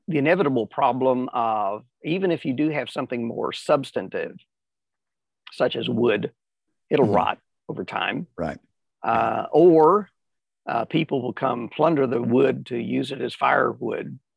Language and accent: English; California, United States; also born or lived in Tennessee; I was born in Tennessee and eventually we moved to California.